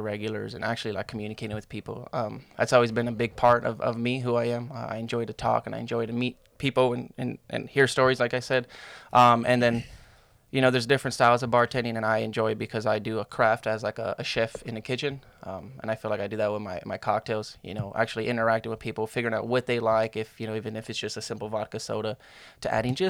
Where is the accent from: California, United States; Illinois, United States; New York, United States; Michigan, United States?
California, United States; now in Texas, United States; I'm from California